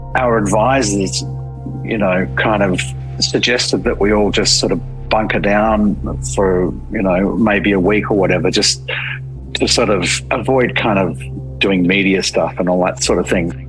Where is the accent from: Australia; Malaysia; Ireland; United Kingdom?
Australia; being Australian